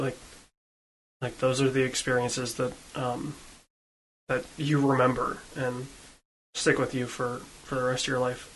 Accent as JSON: {"language": "English", "region": "Western Michigan", "country": "United States", "tie": "born or raised there", "said": "where I grew up in in Western Michigan"}